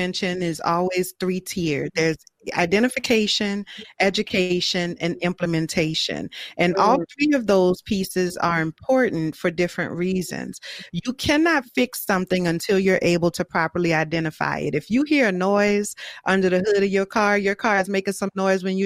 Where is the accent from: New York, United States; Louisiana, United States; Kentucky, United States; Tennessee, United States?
Louisiana, United States; New Orleans; I grew up Catholic, you know, I'm from New Orleans